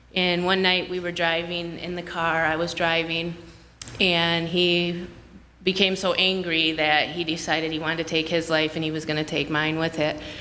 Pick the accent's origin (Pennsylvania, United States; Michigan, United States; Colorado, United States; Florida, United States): Michigan, United States; Grand Blanc; I'm from Grand Blanc, Michigan